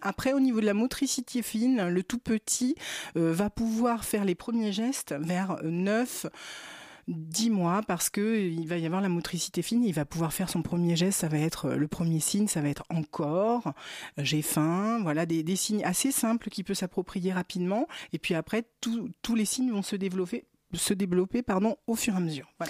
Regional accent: Brittany, France; Je suis bretonne

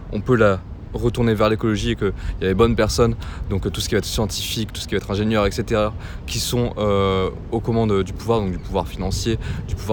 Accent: Paris, Île-de-France, France; Bah, à la base, moi je suis

